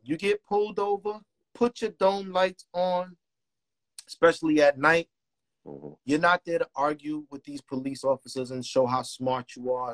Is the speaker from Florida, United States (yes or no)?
no; New York City, New York, United States; I was born and raised in Marcy Projects